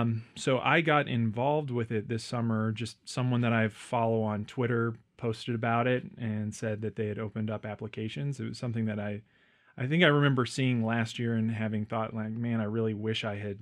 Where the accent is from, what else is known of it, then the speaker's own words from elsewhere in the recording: Memphis, Tennessee, United States; I grew up in Memphis, Tennessee.